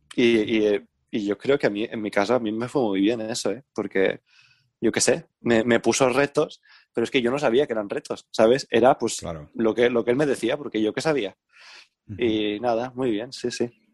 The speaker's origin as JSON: {"language": "Spanish", "region": "Valencian Community", "country": "Spain", "tie": "born or raised there", "said": "en España y en Valencia, ¿no? En plan, pues veía las bandas que, en mi pueblo y yo era, era pequeño"}